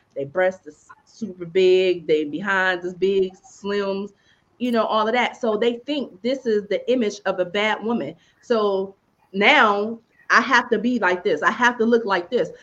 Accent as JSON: {"language": "English", "town": "Youngstown", "region": "Ohio", "country": "United States", "moved": "yes", "lives_now": "Atlanta, United States", "said": "I'm from Youngstown, living in Atlanta"}